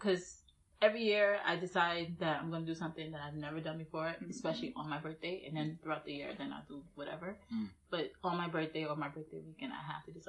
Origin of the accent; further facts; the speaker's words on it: New York City, New York, United States; I'm also from Brooklyn.